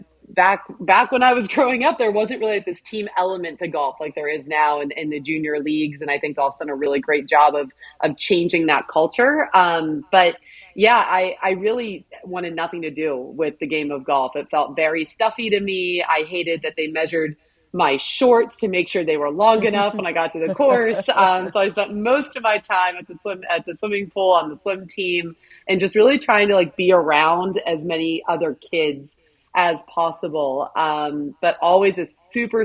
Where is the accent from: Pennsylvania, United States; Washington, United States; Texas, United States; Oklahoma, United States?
Pennsylvania, United States; Pittsburgh; I was born in Pittsburgh, Pennsylvania